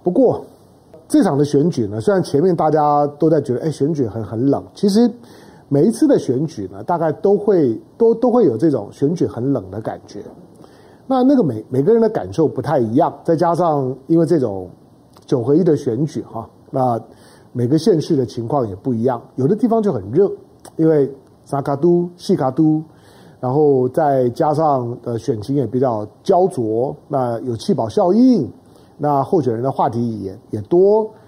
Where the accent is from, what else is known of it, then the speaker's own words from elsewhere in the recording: Taiwan; 我们毕竟是土生土长于台湾啊